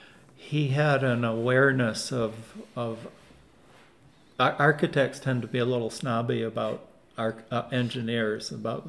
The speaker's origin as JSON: {"language": "English", "town": "Midland", "region": "Michigan", "country": "United States", "tie": "born or raised there", "also_born_or_lived": "West Palm Beach, Florida", "moved": "yes", "said": "I grew up in Midland, Michigan, and my uncle was Alden Dow."}